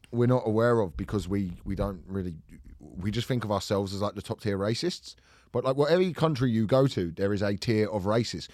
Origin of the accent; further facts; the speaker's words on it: England, United Kingdom; I'm English.